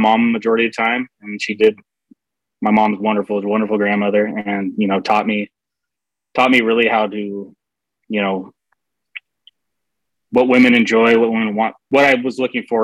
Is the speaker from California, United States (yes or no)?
no; Seattle, Washington, United States; I grew up in the Seattle area